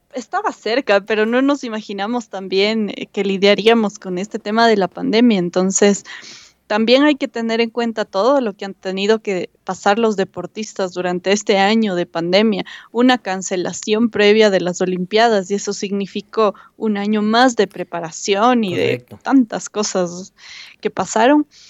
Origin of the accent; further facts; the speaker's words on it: Ecuador; como ecuatorianos